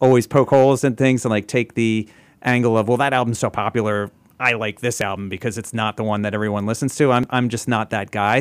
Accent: New Jersey, United States; we're both from New Jersey

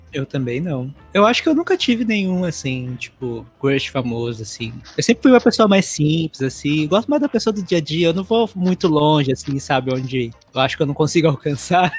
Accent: Teixeira de Freitas, Bahia, Brazil; also born or lived in São Paulo / Florianópolis; now in United States; na cidade que eu nasci, que é em Teixeira de Freitas, na Bahia.

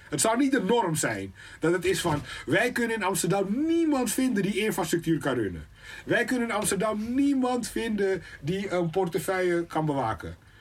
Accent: Suriname; now in Netherlands; Ik kom uit Suriname

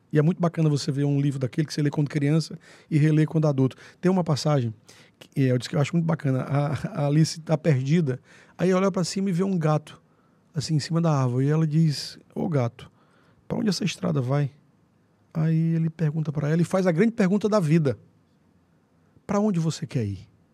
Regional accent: Angical, South Zone of Teresina, Piauí, Brazil; Eu saí de Angical com 10 anos de idade, fui alfabetizado lá

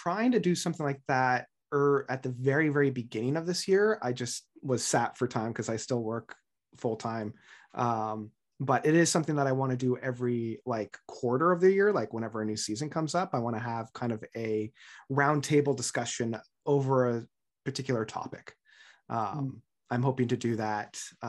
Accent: Ontario, Canada; And as a Canadian, more specifically an Ontarian, I don't know if I could ever say that in any other context

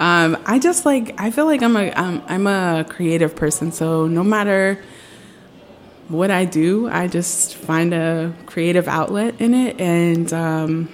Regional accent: Alexandria, Virginia, United States; I grew up in Alexandria, Virginia

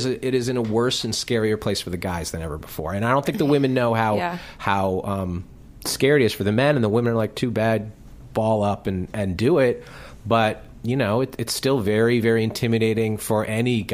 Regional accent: Greenwich, Connecticut, United States; also born or lived in New York; now in Los Angeles, United States; we did a show in Greenwich, Connecticut, which is where I'm from

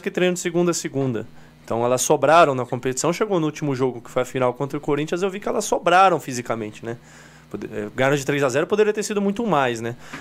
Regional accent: São Paulo, Brazil; Somos de São Paulo, treinamos na Vila Prudente

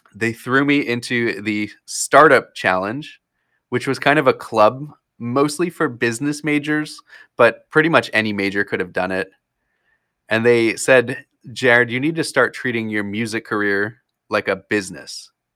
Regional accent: New Jersey, United States; moved away as an adult; also born or lived in Florida; now in Wisconsin, United States; I grew up in, yeah, I grew up in Florida, and then in fourth grade is when I moved up to New Jersey

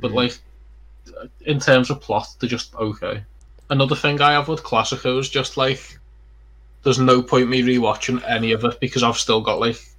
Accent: Liverpool, North West England, United Kingdom; I'm from Liverpool.

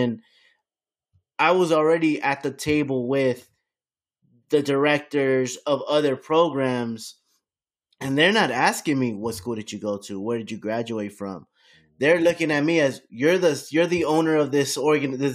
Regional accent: Miami, Florida, United States; I grew up in Miami.

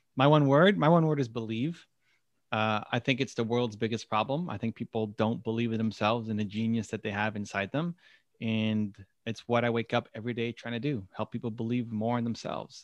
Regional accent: Toronto, Ontario, Canada; I'm from Toronto

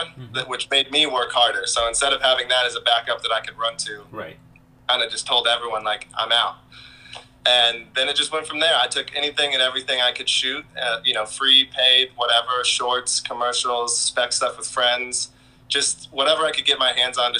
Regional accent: Reno, Nevada, United States; moved away as an adult; also born or lived in Ventura, California; now in Los Angeles, United States; I grew up in Reno, Nevada

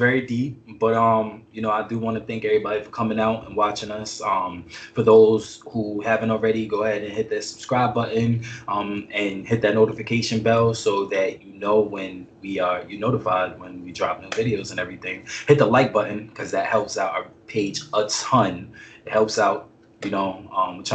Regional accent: New York, United States; moved away

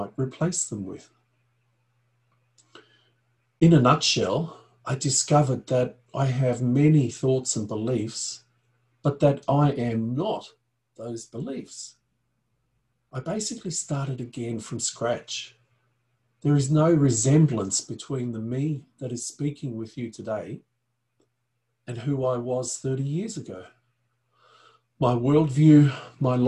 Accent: Austria; I was born in the Alps in Europe, in Austria to be precise.

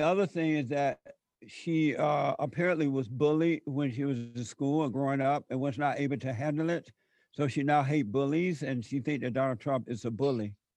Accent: Alabama, United States; growing up in Alabama before the civil rights movement

